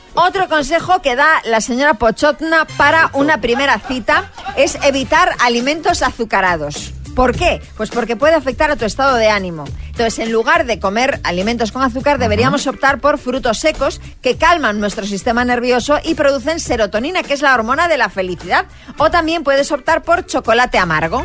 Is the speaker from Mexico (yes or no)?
no; Argentina; now in Barcelona, Spain; Como soy argentina